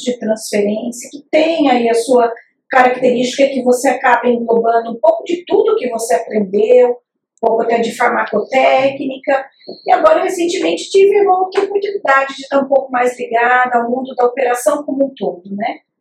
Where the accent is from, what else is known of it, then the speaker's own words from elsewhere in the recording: Curitiba, Paraná, Brazil; moved away; eu, eu, eu sou de Curitiba, né?